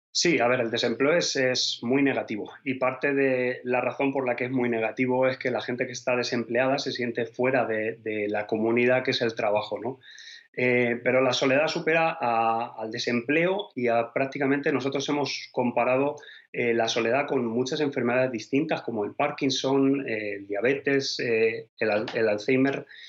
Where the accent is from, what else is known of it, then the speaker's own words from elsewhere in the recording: Spain; moved away as an adult; now in Denmark; Yo obviamente soy español